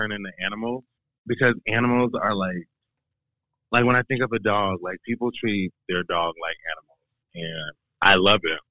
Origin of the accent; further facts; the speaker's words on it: Portland, United States; moved away as an adult; also born or lived in Washington, D.C. / Jacksonville, Florida / Memphis; now in Rochester, United States; I'm from Portland. I moved from Portland when I was 22.